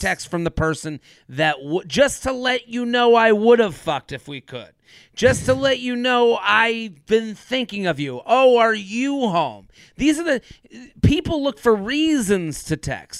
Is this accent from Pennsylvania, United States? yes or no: no; Needham, Massachusetts, United States; I'm from Needham